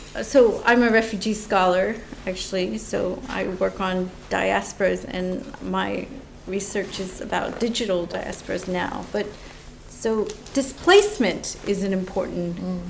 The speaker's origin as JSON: {"language": "English", "country": "United States", "said": "as an American"}